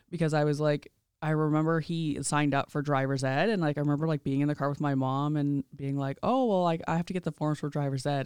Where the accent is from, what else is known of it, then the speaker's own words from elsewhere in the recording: Indian Head, Saskatchewan, Canada; now in Regina, Canada; I grew up in Indian Head, Saskatchewan.